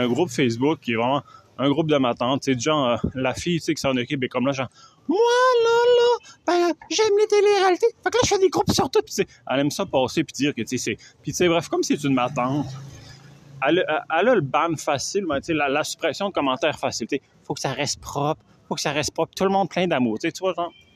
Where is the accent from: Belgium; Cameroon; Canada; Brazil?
Canada; Quebec; je viens du Canada